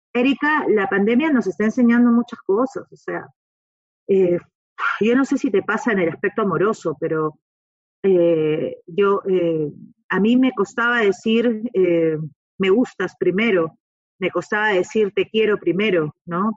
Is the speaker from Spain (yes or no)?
no; Peru; yo soy peruana